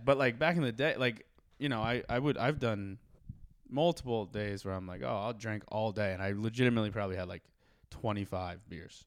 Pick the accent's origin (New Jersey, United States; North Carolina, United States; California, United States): New Jersey, United States; Morristown; I'm from Morristown, Jersey